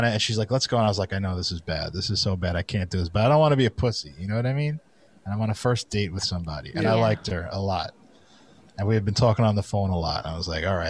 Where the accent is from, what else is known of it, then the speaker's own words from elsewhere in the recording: New York City, New York, United States; I was from Brooklyn